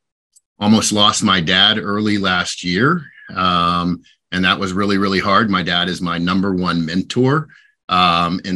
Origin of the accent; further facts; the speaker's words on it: Orlando, Florida, United States; also born or lived in North Carolina / Lake Mary, Florida; I grew up in Orlando, so I'm just north of Orlando, based out of Lake Mary now. I am a native of Florida, which is kind of rare